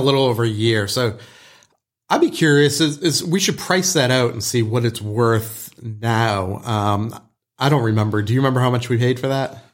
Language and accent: English; Boston, Massachusetts, United States; moved away; growing up in Boston